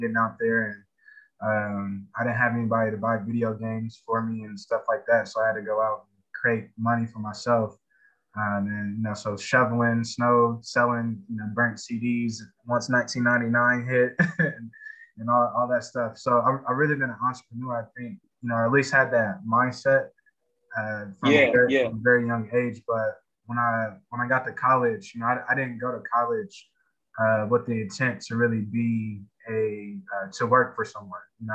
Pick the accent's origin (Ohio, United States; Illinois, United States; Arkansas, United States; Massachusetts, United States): Ohio, United States; Columbus; I'm from Columbus, Ohio. What we call Mount Vernon Plaza, but it's now called King Lincoln Bronzeville District.